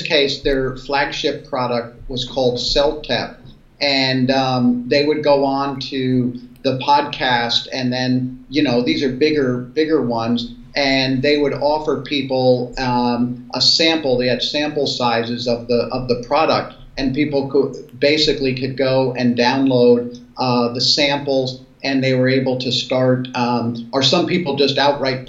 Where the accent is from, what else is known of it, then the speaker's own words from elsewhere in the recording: the New York area, United States; now in Seattle, United States; I grew up in the New York area